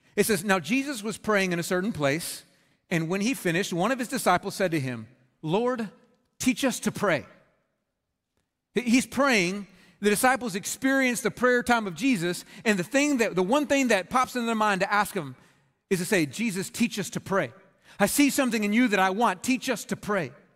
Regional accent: Red Oak, Texas, United States; I grew up in Red Oak, Texas

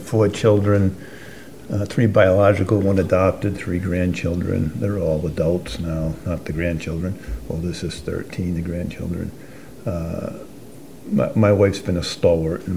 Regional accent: Exeter, Rhode Island, United States; I'm a native Rhode Islander, too. I grew up, I'm a country boy. I grew up in Exeter

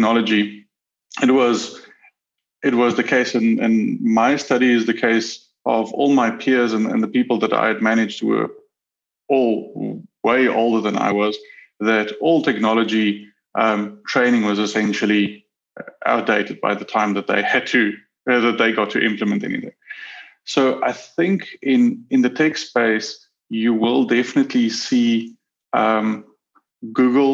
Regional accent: Pretoria, Gauteng, South Africa; I was born in Pretoria, South Africa, with two siblings

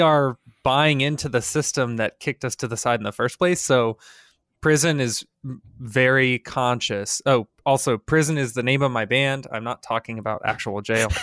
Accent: United States; as an American

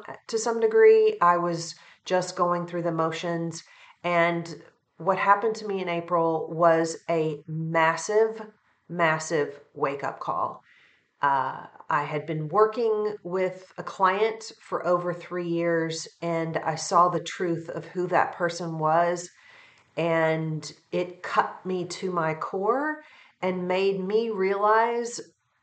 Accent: Western Kentucky, United States; my area that I grew up in Western Kentucky

